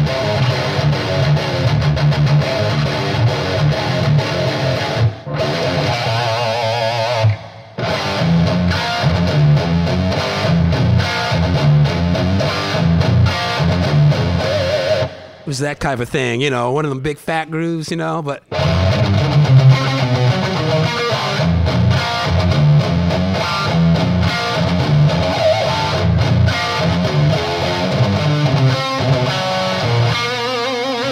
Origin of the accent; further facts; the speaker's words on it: Colorado, United States; moved away; I'm from Colorado, but you know, now over here at sea level